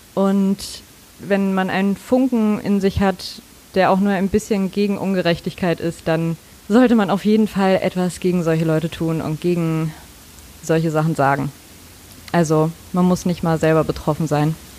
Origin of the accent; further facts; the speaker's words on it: Mecklenburg-Vorpommern, Germany; moved away as an adult; now in Hamburg, Germany; Ich komme aus Mecklenburg-Vorpommern